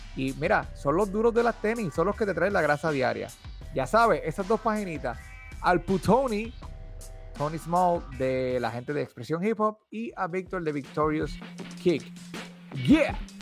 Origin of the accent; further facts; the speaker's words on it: Puerto Rico; cuando salimos de Puerto Rico